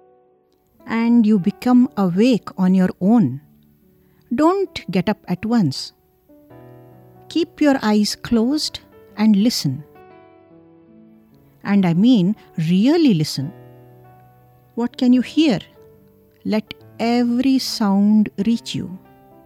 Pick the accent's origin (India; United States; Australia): India; Karnataka; In my hometown in Karnataka, we have a lot of buffaloes.